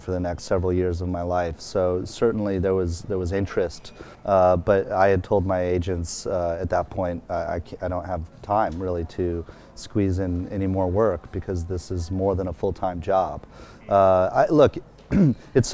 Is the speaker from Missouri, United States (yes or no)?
yes; St. Louis, Missouri, United States; moved away; I was growing up in St. Louis and other places